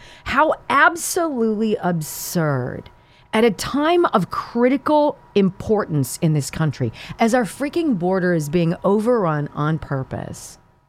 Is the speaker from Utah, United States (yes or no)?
no; Pennsylvania, United States; I'm from Pennsylvania